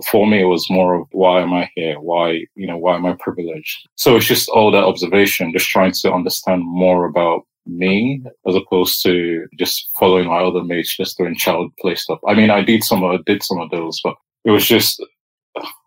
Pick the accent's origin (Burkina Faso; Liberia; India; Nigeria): Nigeria; now in United Kingdom; I was born in Nigeria.